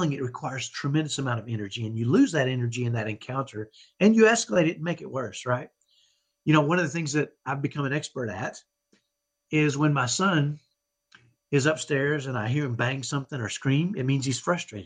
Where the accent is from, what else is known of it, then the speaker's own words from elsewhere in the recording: Dallas, Texas, United States; accent: ghetto Texas accent; I grew up in Dallas, and I have what I call a ghetto Texas accent